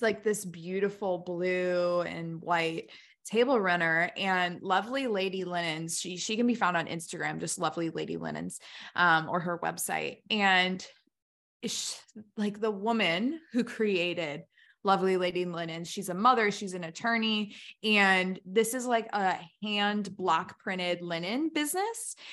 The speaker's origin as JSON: {"language": "English", "country": "United States", "said": "I'm just American through and through"}